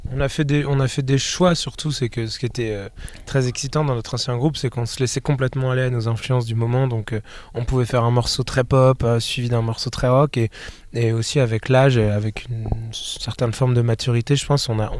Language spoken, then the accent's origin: French; Rennes, Brittany, France; on vient de Rennes